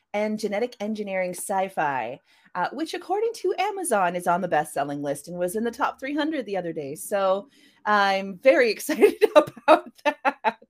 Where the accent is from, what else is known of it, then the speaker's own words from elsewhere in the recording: Canada; I am a Canadian cyberpunk and mythpunk author.